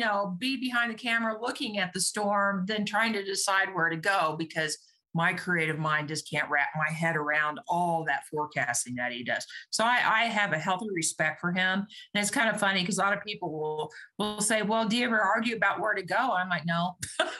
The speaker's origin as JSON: {"language": "English", "region": "Kansas", "country": "United States", "tie": "born or raised there", "said": "growing up in Kansas, when the sirens went off, we headed to the basement"}